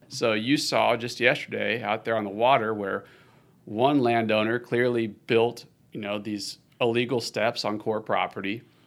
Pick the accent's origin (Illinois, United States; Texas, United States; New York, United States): Texas, United States; Austin; I am all the way from Austin, Texas, U S A. I was born and raised in the city